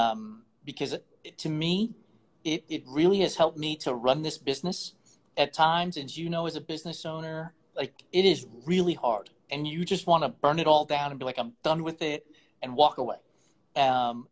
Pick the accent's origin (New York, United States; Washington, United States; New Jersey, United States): New York, United States; I'm a New Yorker.